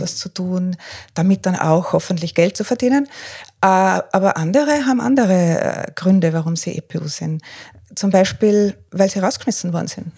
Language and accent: German; Tyrol, Austria; moved away as an adult; also born or lived in Northern Ireland; now in Breitenbrunn, Austria; komme eigentlich aus Tirol, habe eine Weile in Nordirland gelebt